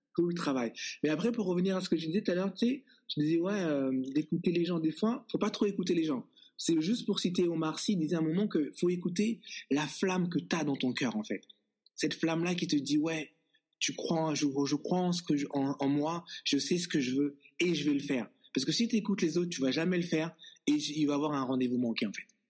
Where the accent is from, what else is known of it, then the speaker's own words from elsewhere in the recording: Les Bosquets, Île-de-France, France; now in Toronto, Canada; on a grandi au Bosquet ensemble